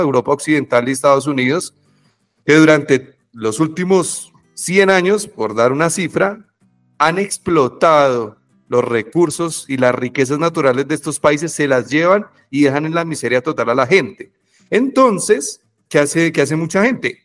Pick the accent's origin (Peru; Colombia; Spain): Colombia; por ser colombiano